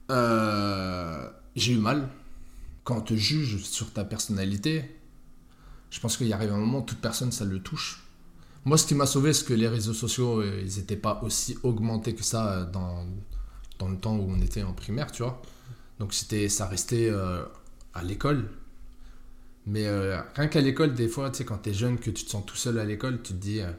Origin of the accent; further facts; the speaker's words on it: Malleloy, Grand Est, France; Écoute, moi, j'ai grandi à Malelois. C'est Tu connais